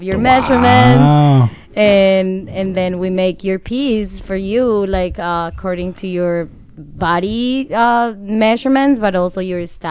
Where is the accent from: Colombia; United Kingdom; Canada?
Colombia; moved away as an adult; now in Chicago, United States; I'm from Colombia